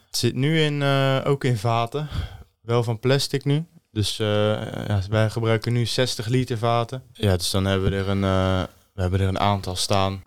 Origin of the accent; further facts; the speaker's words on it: Stellendam, South Holland, Netherlands; Ik kom uit Stellendam